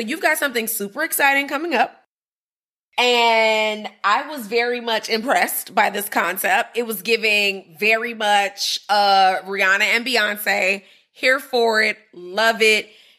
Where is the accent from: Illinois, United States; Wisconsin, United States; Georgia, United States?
Illinois, United States; Chicago; my hometown.